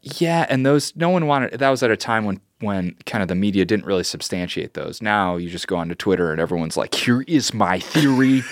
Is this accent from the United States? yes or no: yes; Joliet, Illinois, United States; I grew up in Joliet, Illinois, which is a very kinda diverse town